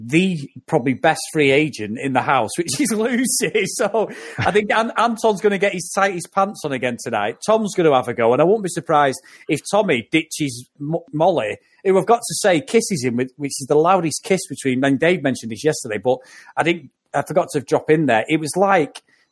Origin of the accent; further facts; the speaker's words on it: Manchester, North West England, United Kingdom; I was born and bred in Manchester and I still live in Manchester